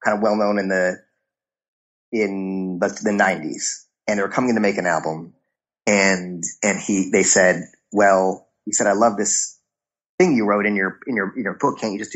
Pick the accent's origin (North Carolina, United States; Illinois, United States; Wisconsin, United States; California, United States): Illinois, United States; Chicago; I grew up in Chicago